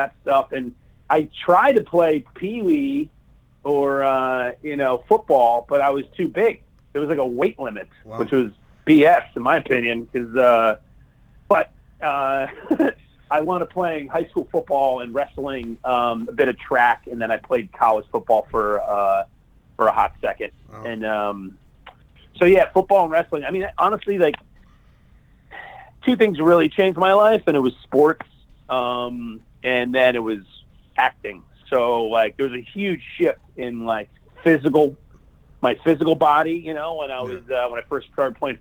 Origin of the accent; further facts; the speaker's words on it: Little Silver, New Jersey, United States; I was born and raised in New Jersey in a little town called Little Silver